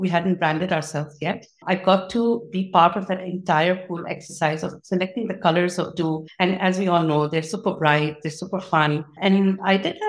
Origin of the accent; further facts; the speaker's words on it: Dubai, United Arab Emirates; I was born and raised in Dubai